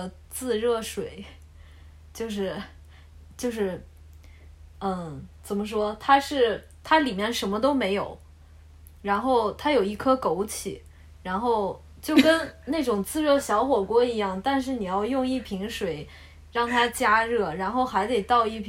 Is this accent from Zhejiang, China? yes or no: yes; Yiwu, Zhejiang, China; 小商品爱好者，我是义乌的嘛？